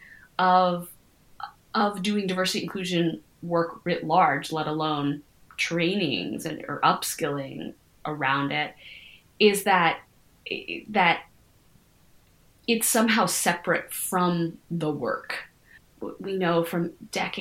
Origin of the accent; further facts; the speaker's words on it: United States; my experience of being an American is both like being a privileged person